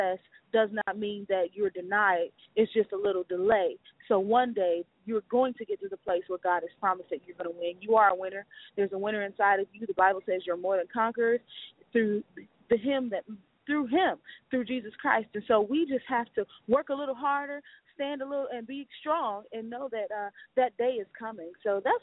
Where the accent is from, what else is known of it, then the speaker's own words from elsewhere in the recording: Detroit, Michigan, United States; I'm just a sincere young lady out of Detroit, Michigan